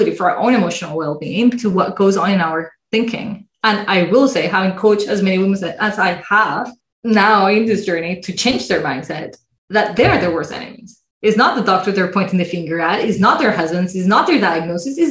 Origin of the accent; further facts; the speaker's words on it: Colombia; now in Canada; I come from Colombia where medicine is private, largely private.